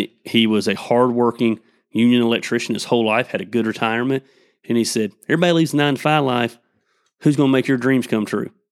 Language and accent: English; Tecula, Georgia, United States; we grew up in Tecula